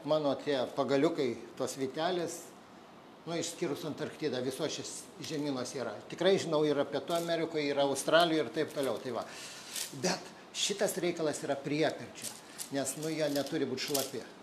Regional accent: Lithuania; mes, lietuviai, turim unikalų dalyką

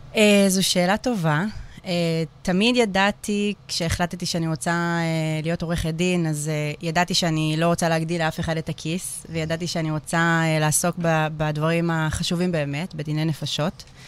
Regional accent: Hadera, Haifa District, Israel; נולדתי וגדלתי בחדרה, וגם היום אני בחדרה

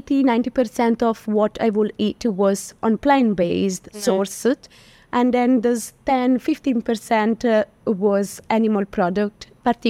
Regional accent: Florence, Tuscany, Italy; moved away as an adult; also born or lived in London; now in India; I'm from Florence, yes. The city of art and of meat as well

